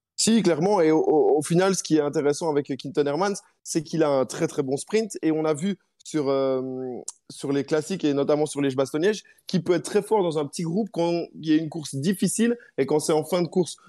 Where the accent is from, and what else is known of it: Belgium